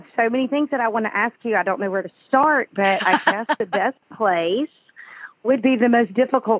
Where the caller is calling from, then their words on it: Indian Pass, Florida, United States; I am calling you from Indian Pass, Florida.